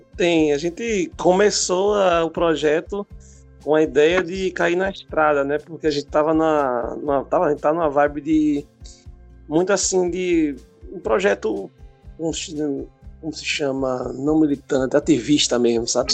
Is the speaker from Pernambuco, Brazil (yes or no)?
yes; Recife, Pernambuco, Brazil; sou músico, sou de Recife